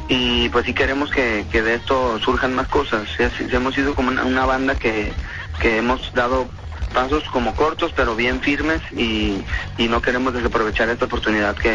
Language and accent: Spanish; Guadalajara, Jalisco, Mexico; Que somos siempre unos tapatíos.